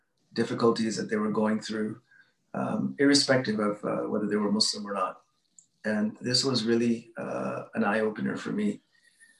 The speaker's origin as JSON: {"language": "English", "town": "Edmonton", "region": "Alberta", "country": "Canada", "tie": "born or raised there", "said": "I grew up in Edmonton, Alberta"}